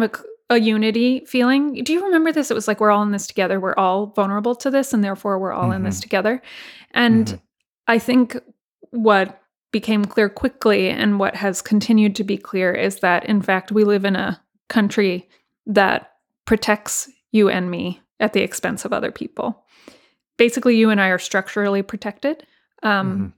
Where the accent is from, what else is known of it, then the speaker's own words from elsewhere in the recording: Texas, United States; my home state of Texas